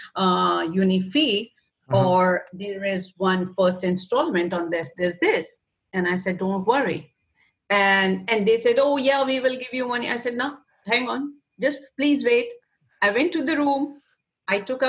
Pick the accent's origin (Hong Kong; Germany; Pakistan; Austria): Pakistan; moved away; I'm from Pakistan too